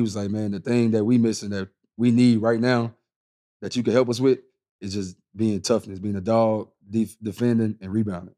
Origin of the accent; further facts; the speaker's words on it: Houston, Texas, United States; I grew up in Houston